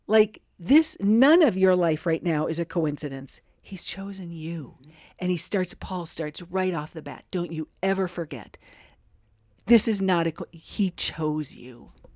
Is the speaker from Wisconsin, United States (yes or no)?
yes; River Falls, Wisconsin, United States; growing up in River Falls, Wisconsin